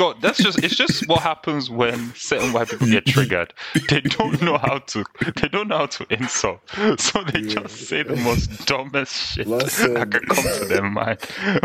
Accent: Connacht, Ireland; I was because I was from Mayo

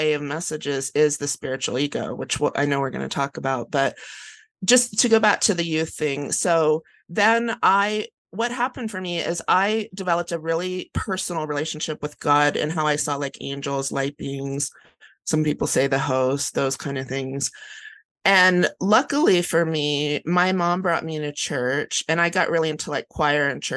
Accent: Ohio, United States; I grew up in Ohio, and it was a Dutch German type heritage

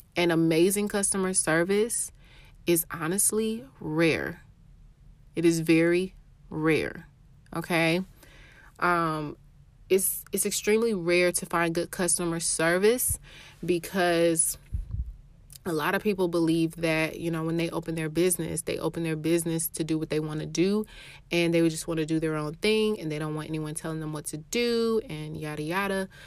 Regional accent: Atlanta, Georgia, United States; I'm from Atlanta, Georgia

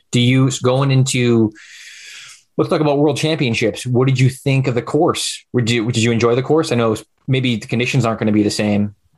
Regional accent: Utica, New York, United States; I'm from Utica

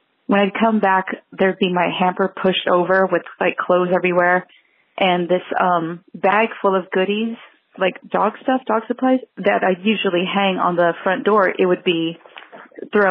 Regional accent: San Antonio, Texas, United States; now in Los Angeles, United States; my hometown in Texas in San Antonio

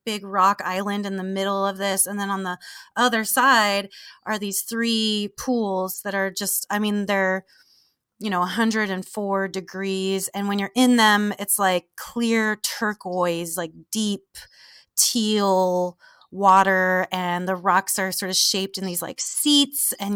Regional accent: Southern California, United States; I'm from Southern California in the desert

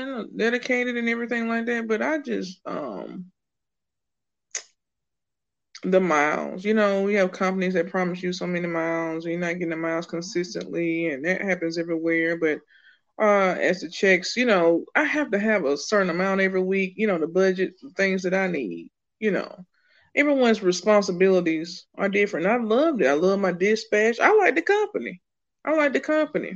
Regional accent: Birmingham, Alabama, United States; moved away; also born or lived in Colorado / Decatur, Georgia; I'm from Birmingham, Alabama

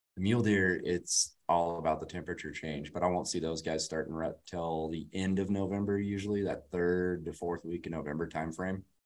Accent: Colorado, United States; also born or lived in California; born and raised in Colorado

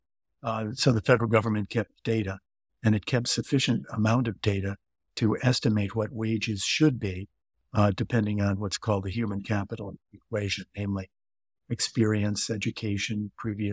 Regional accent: Chicago, Illinois, United States; moved away; also born or lived in California; I grew up in the city of Chicago, right downtown.

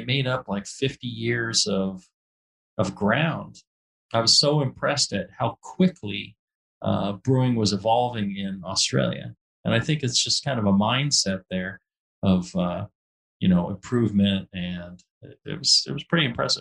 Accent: United States; as a simple American

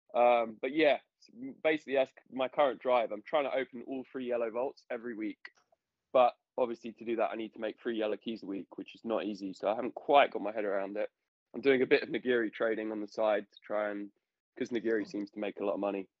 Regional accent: London, United Kingdom; I'm a Londoner.

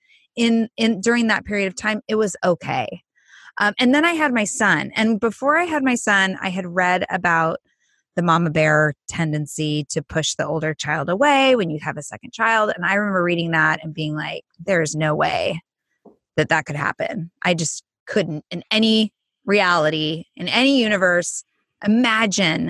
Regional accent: Southern California, United States; I grew up in Southern California

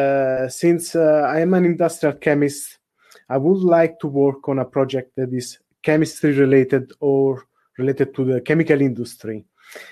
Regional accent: Italy; moved away as an adult; now in Netherlands; I'm from Italy, even though at the moment I'm working in the Netherlands

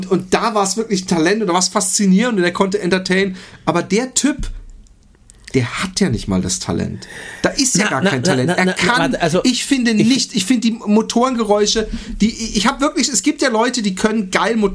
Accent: Austria; Und als Österreicher schämt man sich wahrscheinlich zu Unrecht

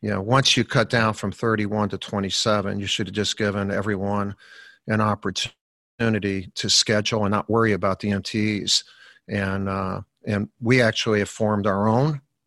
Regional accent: Chicago, Illinois, United States; when I was growing up in Chicago, we lived on in a Columbus Park schoolyard.

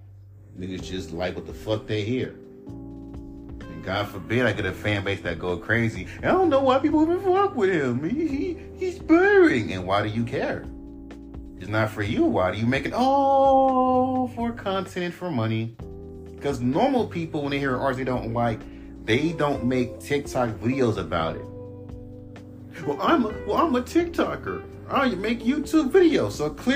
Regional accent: West Coast, United States; Oh, I'm from the West Coast. I live in Inglewood.

